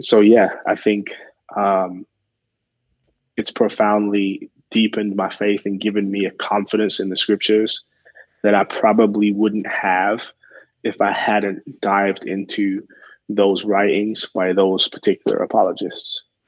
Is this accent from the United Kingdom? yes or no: yes; England, United Kingdom; moved away; I'm originally from England